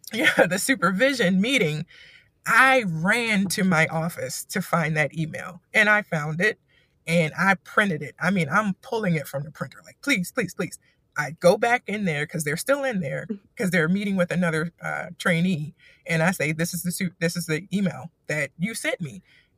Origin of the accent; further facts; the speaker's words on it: East Coast, United States; the culture here is crazy to me because I'm from the East Coast.